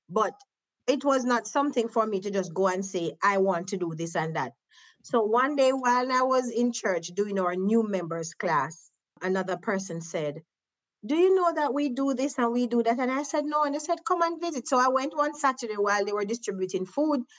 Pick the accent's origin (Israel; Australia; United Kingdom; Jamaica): Jamaica; And because of my accent again they're always fascinated where do you come from and then i would educate them it gives me a chance to say i am from jamaica and we do this and we